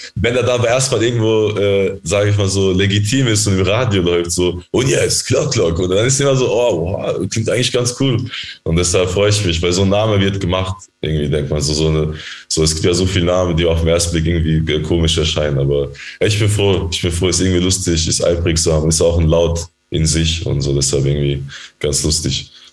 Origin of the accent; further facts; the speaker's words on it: Germany; wir sind ja in Deutschland aufgewachsen